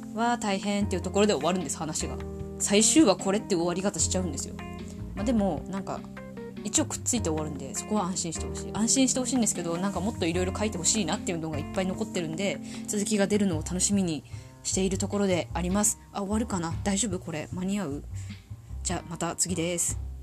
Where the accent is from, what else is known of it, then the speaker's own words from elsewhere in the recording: Tohoku, Japan; 生まれも育ちも東北人です。口下手、鉛もありますので